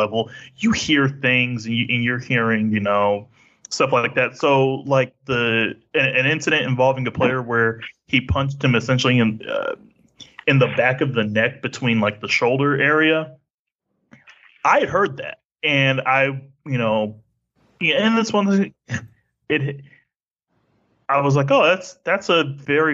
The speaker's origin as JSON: {"language": "English", "town": "Wichita", "region": "Kansas", "country": "United States", "tie": "born or raised there", "said": "that's my hometown."}